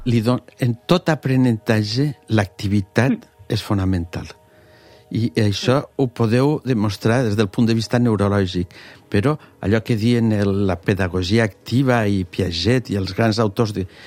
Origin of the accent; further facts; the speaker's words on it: Morella, Valencian Community, Spain; moved away as an adult; also born or lived in Geneva, Switzerland / Alicante; Jo sóc de Morella